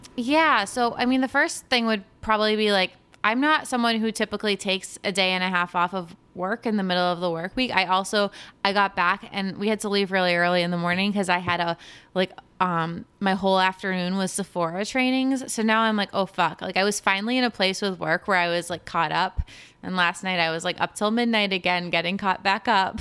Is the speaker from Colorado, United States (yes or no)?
no; New York, United States; I'm from New York